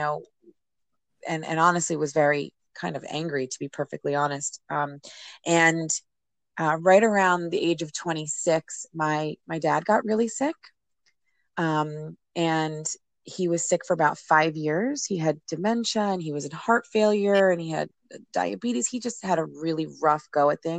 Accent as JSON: {"language": "English", "region": "New Jersey", "country": "United States", "tie": "born or raised there", "said": "My family and I live here in New Jersey, and I grew up in New Jersey"}